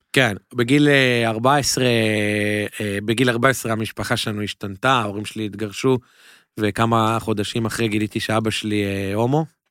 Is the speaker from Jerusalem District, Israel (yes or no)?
yes; Jerusalem, Jerusalem District, Israel; moved away as an adult; also born or lived in Mevaseret Zion; now in New York, United States; אז גדלתי בירושלים, נולדתי וגדלתי בירושלים